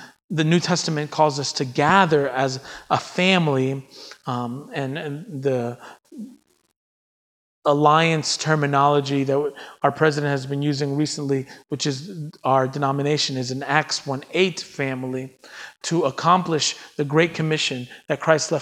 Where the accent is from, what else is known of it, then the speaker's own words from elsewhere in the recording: New York, United States; as a New Yorker